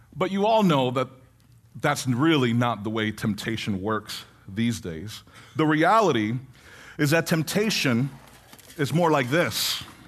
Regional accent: New York City, New York, United States; I was born in the Bronx

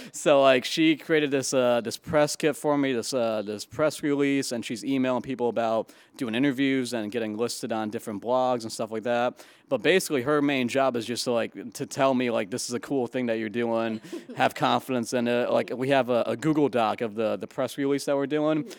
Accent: Chicopee, Massachusetts, United States; moved away as an adult; now in New York City, United States; I am from Chicopee, Massachusetts, um, small, kind of a small town in Western Mass, and I, uh, I moved to New York City right after college.

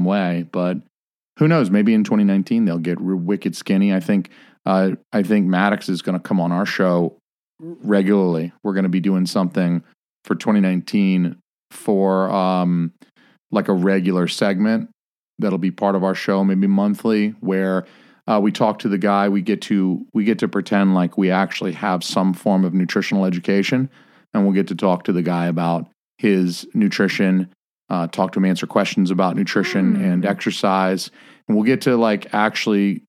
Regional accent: the South, United States; I was raised in the South

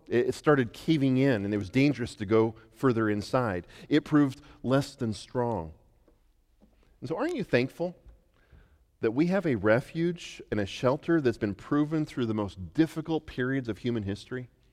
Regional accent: Western Colorado, United States; moved away; growing up in Western Colorado

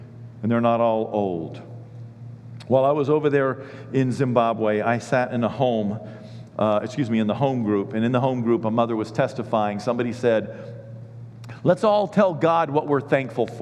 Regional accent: Richmond, Kentucky, United States; I'm from Kentucky

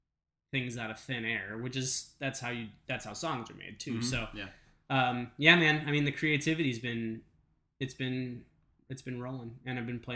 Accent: New Waterford, Nova Scotia, Canada; New Waterford. It's about as big as this table.

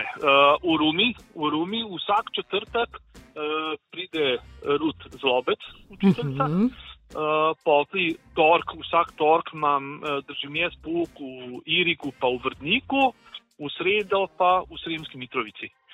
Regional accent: Ljubljana, Slovenia; now in Serbia; sem jaz Ljubljančan

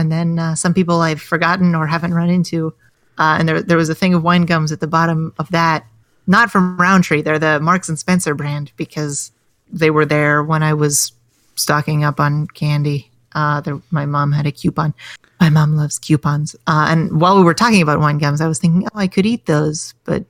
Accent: England, United Kingdom; Now, Jordan, speaking as an English person, I find that accent highly demeaning.

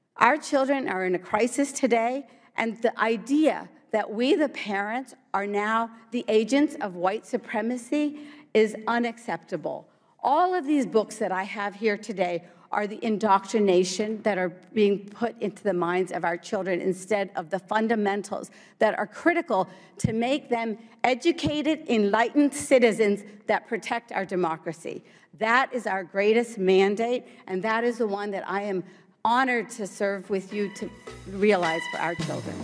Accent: Morgantown, West Virginia, United States; English is a second language; also born or lived in India / New Jersey; I grew up in Morgantown, West Virginia

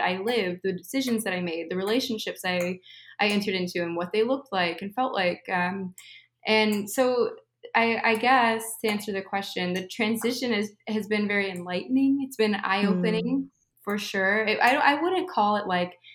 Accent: Midwest, United States; moved away as an adult; also born or lived in California; I moved from California to the Midwest where I was raised

